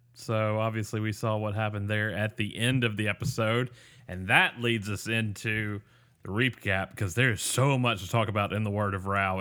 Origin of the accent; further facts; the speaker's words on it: Mississippi, United States; I'm from Mississippi